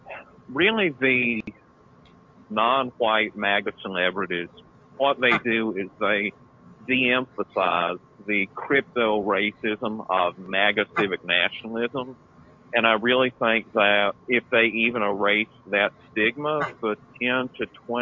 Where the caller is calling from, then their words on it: South Carolina, United States; I'm calling from South Carolina.